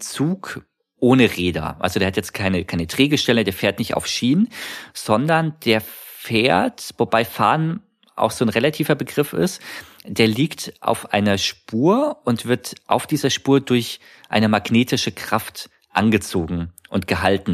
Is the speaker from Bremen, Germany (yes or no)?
no; Munich, Bavaria, Germany; ich bin zu der Zeit in München aufgewachsen